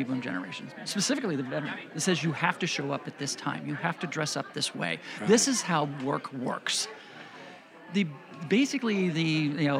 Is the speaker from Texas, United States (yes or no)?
no; Fort Pierce, Florida, United States; I was born and raised in Fort Pierce, which I'm very proud to say. Third generation Floridian